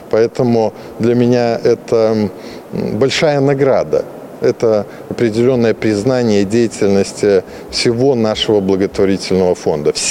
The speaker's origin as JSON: {"language": "Russian", "country": "Belarus", "said": "Мы, белорусы, добрые люди, мирные и дальше будем развивать нашу благотворительную деятельность и миротворческую миссию"}